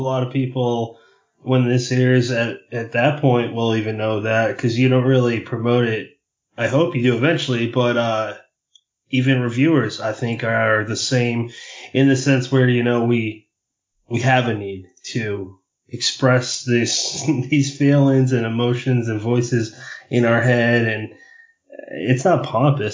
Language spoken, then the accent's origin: English; New England, United States; we're both from New England